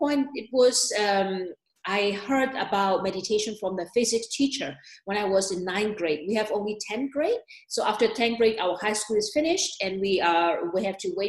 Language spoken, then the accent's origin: English; Myanmar; moved away as an adult; also born or lived in Germany / New York; now in Switzerland; I was born and raised in Myanmar